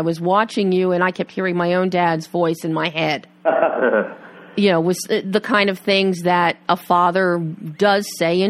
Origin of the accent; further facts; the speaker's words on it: Philadelphia, Pennsylvania, United States; I'm from Philly, so I know that whole scene